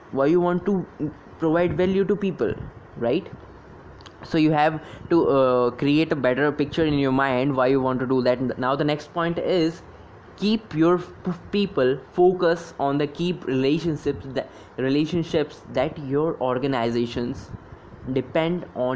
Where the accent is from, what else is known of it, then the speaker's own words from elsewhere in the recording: Delhi, India; I'm from Delhi and I am working with a startup